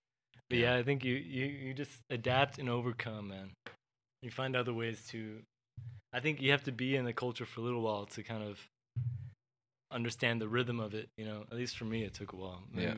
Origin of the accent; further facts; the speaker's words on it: Texas, United States; if I tried not to sound too American, you know, like, and I'm from Texas, dude.